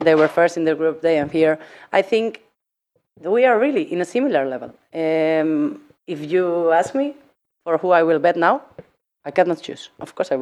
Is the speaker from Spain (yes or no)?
yes; Spain; English is a second language; moved away as an adult; also born or lived in Hungary; now in Norway; I come from Spain, of course. I was living 9 years in Hungary, so I'm half Hungarian as well